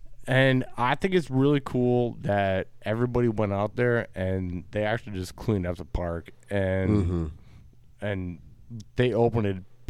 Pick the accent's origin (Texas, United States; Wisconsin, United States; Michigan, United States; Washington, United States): Wisconsin, United States; now in Gainesville, United States; from my accent, I'm from Wisconsin.